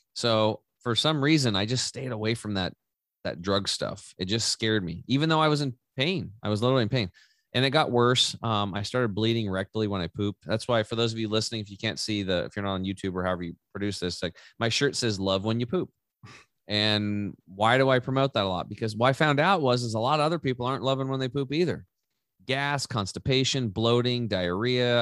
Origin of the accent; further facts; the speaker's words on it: Eastern Oregon, United States; I grew up over in Eastern Or-, Oregon on a cattle and hay farm